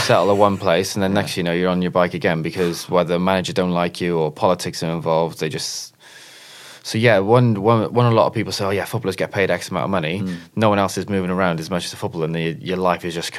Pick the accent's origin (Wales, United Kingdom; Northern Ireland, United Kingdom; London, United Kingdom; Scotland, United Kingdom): Wales, United Kingdom; Cardiff; also born or lived in Barry; But I was originally from Cardiff